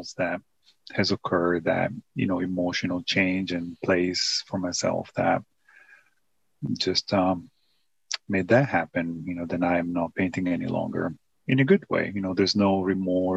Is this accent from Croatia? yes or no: no; Italy; moved away; growing up in Italy